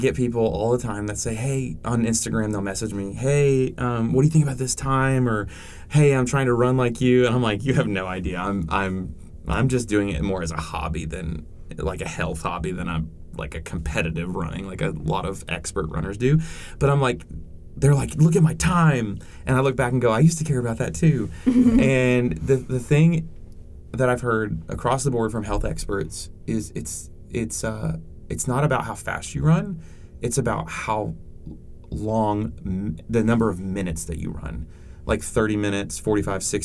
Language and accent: English; Cleveland, Tennessee, United States; born or raised there; also born or lived in New England